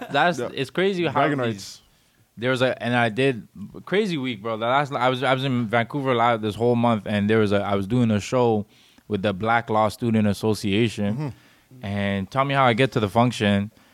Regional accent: Djibouti; I said, I'm from Djibouti.

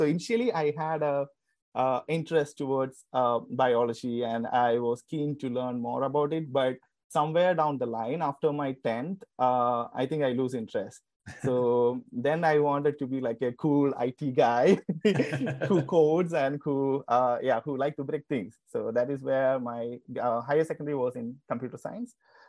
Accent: Kerala, India; I'm actually from Kerala, India. And I was born in 1990.

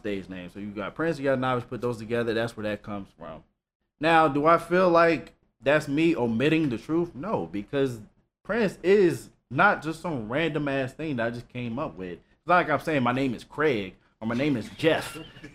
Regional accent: Nigeria; I'm Nigerian.

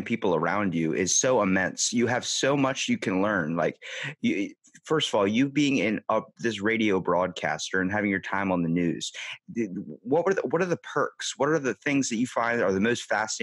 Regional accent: Maryland, United States; I'm from Maryland, East Coast, close to Baltimore in the States

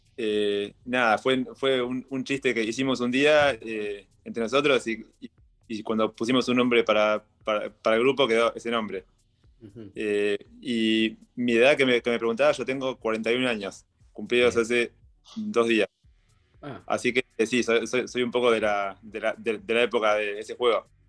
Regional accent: Mar del Plata, Buenos Aires Province, Argentina; soy de Mar de Plata, nací en Mar de Plata y estuve toda mi vida en Mar del Plata, 41 eh, años

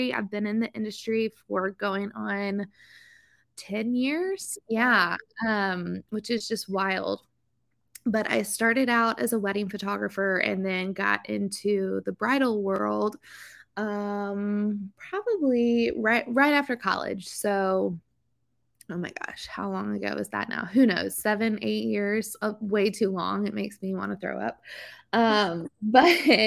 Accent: Lexington, Kentucky, United States; moved away as an adult; now in Charleston, United States; I am originally from Lexington, Kentucky, but I have called Charleston, South Carolina home for the last year or so

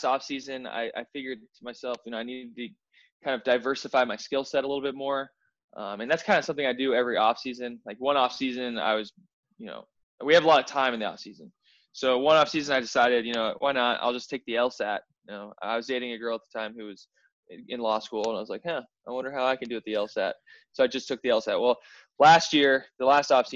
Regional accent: Denver, Colorado, United States; I'm from Denver, Colorado

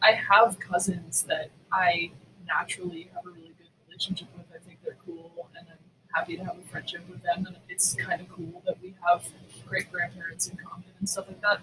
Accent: Boston, Massachusetts, United States; I grew up in Boston. Actually, I mean, I grew up in, in Dorchester

